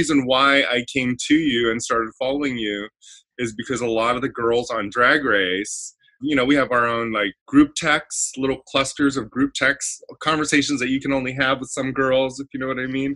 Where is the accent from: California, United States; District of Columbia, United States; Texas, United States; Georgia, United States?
California, United States; Baldwin Park; also born or lived in Indonesia; mostly I grew up here in Southern California. I was born in Baldwin Park, California